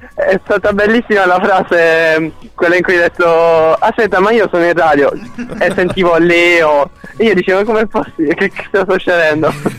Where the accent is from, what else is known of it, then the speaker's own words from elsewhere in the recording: Monopoli, Apulia, Italy; io sono di Monopoli